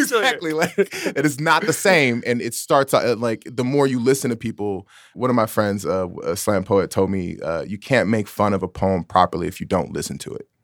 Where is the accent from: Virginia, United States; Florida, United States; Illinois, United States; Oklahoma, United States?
Illinois, United States; Chicago; moved away; also born or lived in San Francisco Bay Area, California; something that I was raised on in Chicago